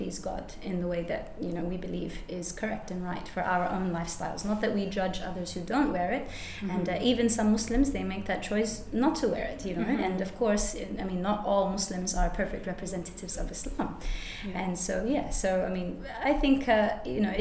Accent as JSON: {"language": "English", "town": "Perth", "region": "Western Australia", "country": "Australia", "tie": "born or raised there", "also_born_or_lived": "United States", "said": "I was born in America. My mum was raised Catholic and born in Santa Clara in California to Mexican parents, Mexican background, yeah. My dad is an engineer. And so for that reason, we moved to Perth in 1996. And I was in year two at that time"}